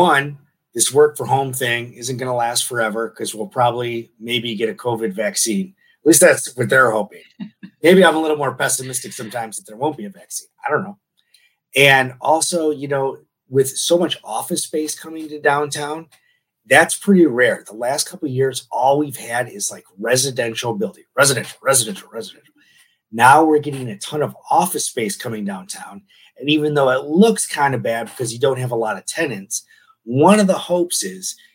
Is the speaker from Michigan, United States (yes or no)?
yes; Detroit, Michigan, United States; now in San Diego, United States; I'm from Detroit originally, and I do a lot of reporting down in Tijuana